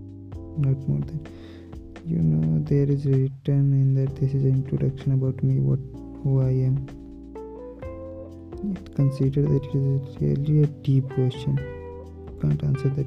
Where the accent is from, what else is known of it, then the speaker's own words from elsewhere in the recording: India; English is a second language; I am from India